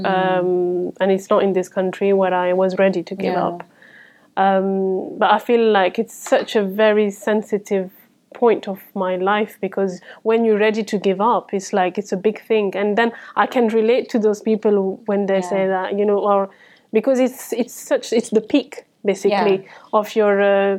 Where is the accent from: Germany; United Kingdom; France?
France; English is a second language; moved away as an adult; So I moved here from France. I followed my ex-husband with my three children. And I couldn't speak a word of English.